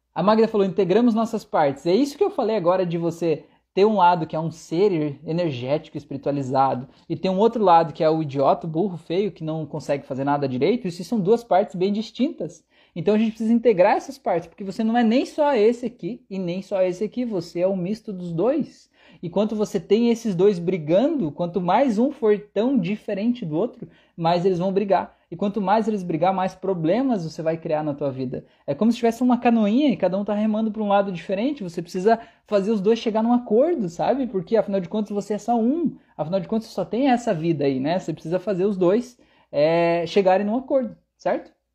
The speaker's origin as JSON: {"language": "Portuguese", "country": "Brazil", "said": "eu sou brasileiro e falo do jeito que eu quiser"}